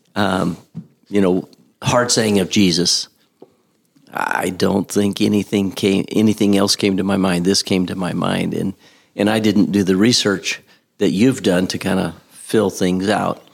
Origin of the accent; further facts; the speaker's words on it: United States; I was an American